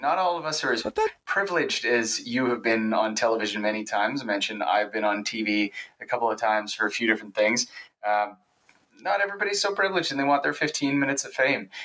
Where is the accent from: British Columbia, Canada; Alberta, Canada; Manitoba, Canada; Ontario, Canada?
British Columbia, Canada; Victoria; where I grew up, I'm, I'm from Victoria, BC